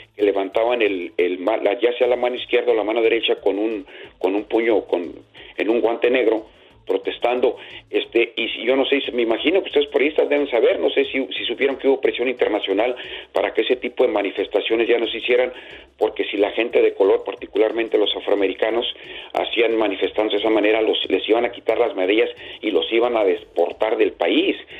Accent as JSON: {"language": "Spanish", "region": "Jalisco", "country": "Mexico", "tie": "born or raised there", "also_born_or_lived": "La Barca, Jalisco / Guadalajara, Jalisco", "moved": "yes", "said": "tener mi infancia en, en, el estado de Jalisco, ¿no? En un pueblito que se llama La Barca y después nos fuimos a la ciudad de Guadalajara"}